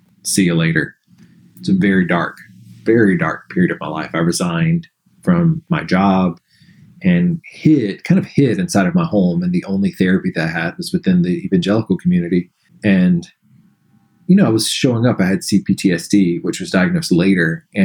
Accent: Alabama, United States; growing up in the South in Alabama

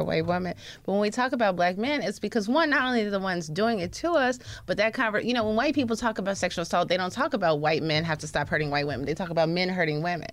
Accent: the South, United States; we're from the South

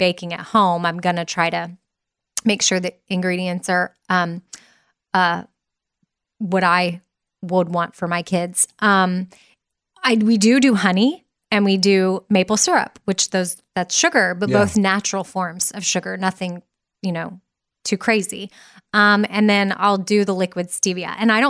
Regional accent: Austin, Texas, United States; I'm from Austin, Texas.

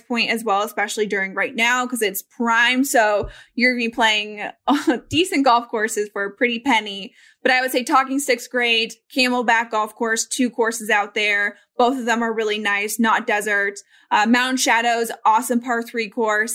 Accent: Colorado, United States; I grew up in Colorado

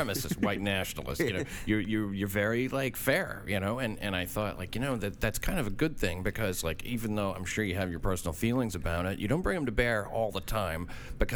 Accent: Tennessee, United States; now in New York City, United States; I am from Tennessee.

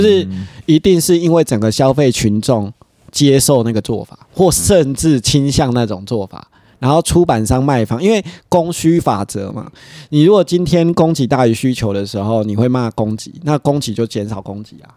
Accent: Taiwan; 像我一个台湾人

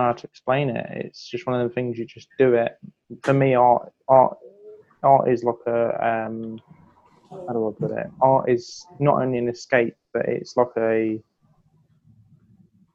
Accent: Milton Keynes, South East England, United Kingdom; I'm an artist from Milton Keynes in the United Kingdom.

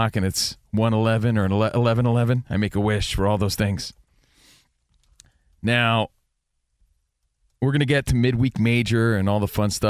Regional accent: New Jersey, United States; I'm from Jersey.

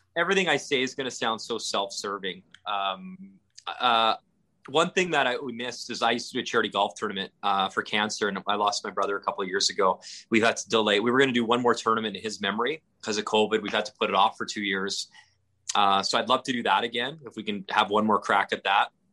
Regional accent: Northern Alberta, Canada; moved away; I grew up in Northern Alberta in the 80s

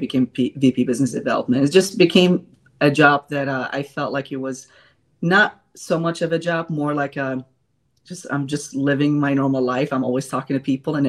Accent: Chicago, Illinois, United States; moved away as an adult; now in Charlotte, United States; I am originally from Chicago, and I moved to North Carolina in 2016.

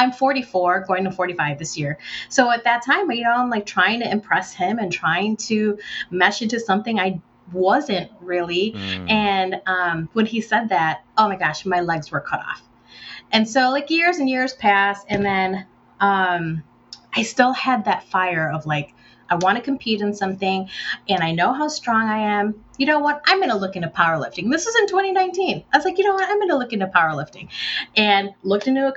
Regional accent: United States; also born or lived in Philippines; I was Filipino American growing up in America

